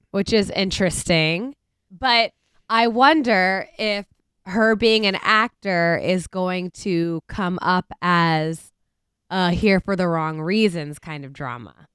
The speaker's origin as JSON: {"language": "English", "town": "Cincinnati", "region": "Ohio", "country": "United States", "tie": "born or raised there", "said": "from my hometown, like, home city"}